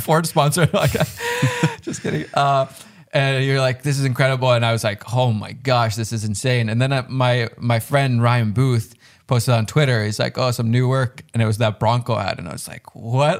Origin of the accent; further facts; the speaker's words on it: Finland; I'm from Finland